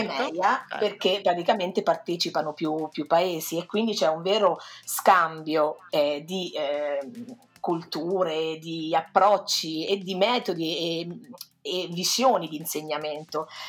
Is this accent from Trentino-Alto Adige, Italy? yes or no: no; Perugia, Umbria, Italy; vengo da Perugia